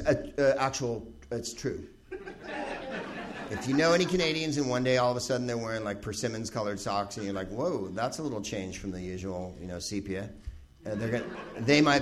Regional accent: San Francisco, California, United States; moved away; I'm from San Francisco.

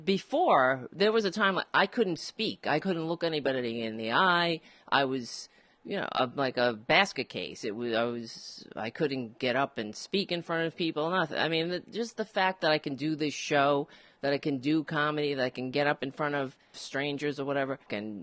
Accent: New York City, New York, United States; I grew up and on Staten Island, and it is a Republican borough

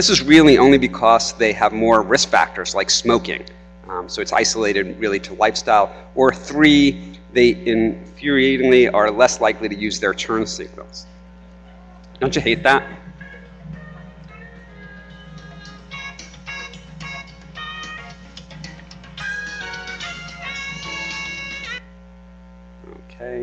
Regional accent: New York, United States; now in North Carolina, United States; I'm from New York

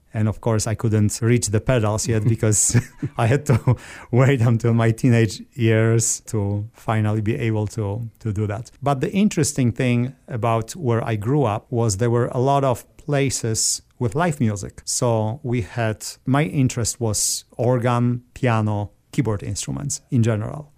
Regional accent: Żary, Lubusz Voivodeship, Poland; moved away as an adult; also born or lived in Orlando area, Florida; now in Orlando, United States; I grew up in southwestern part of Poland. When you look at the map, it's halfway between Prague and Berlin, uh, where I was born. The name of the city is Jari

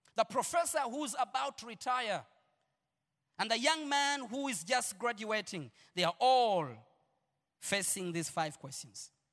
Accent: Uganda; I'm Ugandan

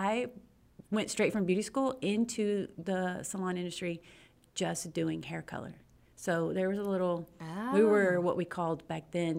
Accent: Pearland, Texas, United States; I'm from Pearland, Texas. Awesome. And I've been here my whole life.

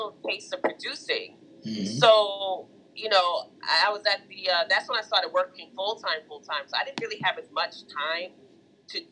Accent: New York, United States; Born and raised Brooklyn, New York

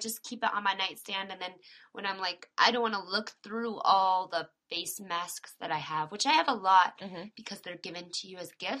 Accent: Florida, United States; I'm from Florida.

